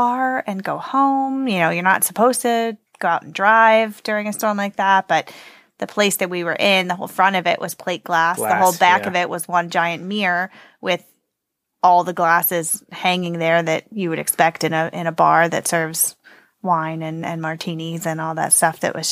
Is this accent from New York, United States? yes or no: no; western Pennsylvania near Pittsburgh, United States; moved away; western Pennsylvania near Pittsburgh where I grew up